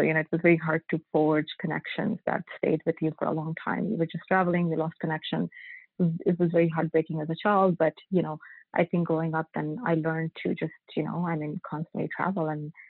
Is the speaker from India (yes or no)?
yes; India; Yeah, I grew up in India and grew up mostly with my maternal family, so I grew up with my grandparents and my uncle